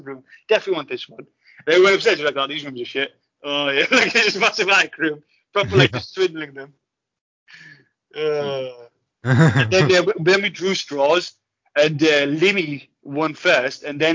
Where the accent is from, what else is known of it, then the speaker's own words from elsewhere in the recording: Middlesbrough, North East England, United Kingdom; I was born in James Cook University Hospital.